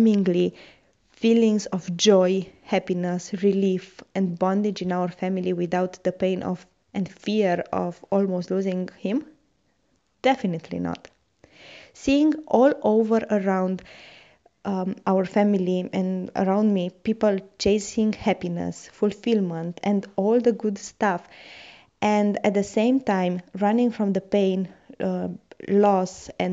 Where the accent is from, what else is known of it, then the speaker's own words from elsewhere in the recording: Romania; English is a second language; moved away as an adult; now in Rotterdam, Netherlands; When I moved from Romania